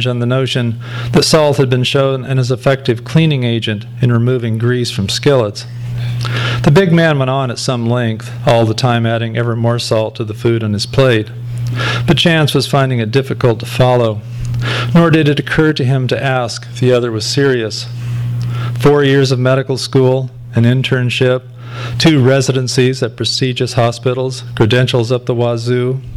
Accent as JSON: {"language": "English", "area": "Pomona Valley", "region": "California", "country": "United States", "tie": "born or raised there", "said": "I grew up in the Pomona Valley"}